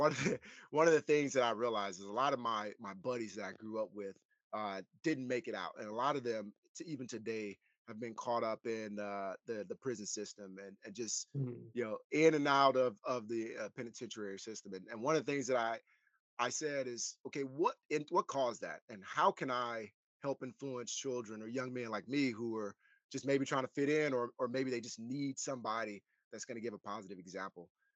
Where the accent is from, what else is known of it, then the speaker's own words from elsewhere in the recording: Ruston, Louisiana, United States; moved away; I grew up in Ruston, Louisiana